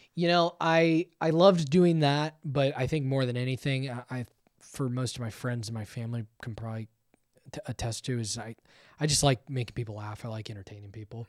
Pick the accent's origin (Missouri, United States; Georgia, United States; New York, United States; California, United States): California, United States; Thousand Oaks; I grew up just in Thousand Oaks.